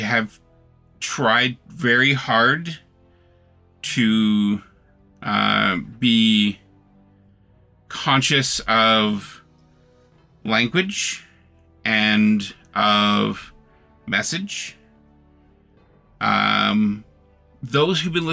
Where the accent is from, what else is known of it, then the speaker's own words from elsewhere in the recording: Canada; I am Canadian